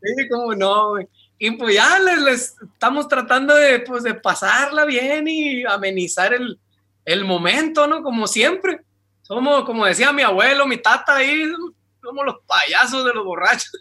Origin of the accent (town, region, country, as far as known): Ciudad Obregón, Sonora, Mexico